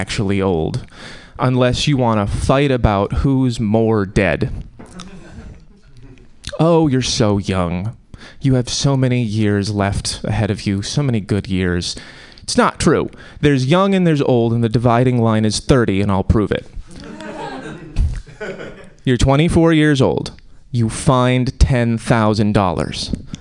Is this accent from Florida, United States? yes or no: no; Connecticut, United States; now in Oakland, United States; I'm from Connecticut.